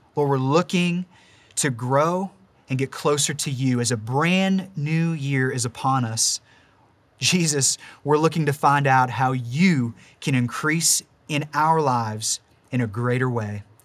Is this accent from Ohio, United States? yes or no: yes; Warren, Ohio, United States; moved away as an adult; also born or lived in Pittsburgh, Pennsylvania; now in Mars, Pennsylvania, United States; we're actually originally from Warren, Ohio